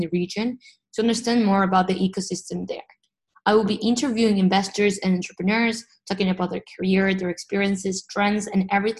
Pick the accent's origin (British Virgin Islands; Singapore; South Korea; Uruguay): Uruguay; moved away as an adult; now in Rochester, United States; I was born and raised in Uruguay, but I'm currently a senior at the University of Rochester in New York